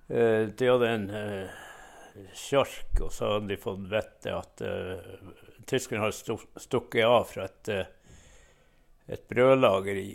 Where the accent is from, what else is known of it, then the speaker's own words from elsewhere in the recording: Veinesklubben, Finnmark, Norway; also born or lived in Kjøllefjord; jeg vokste opp eh, på vestsida av Laksefjorden på en liten sjøsamisk bygd som heter Veinesklubben.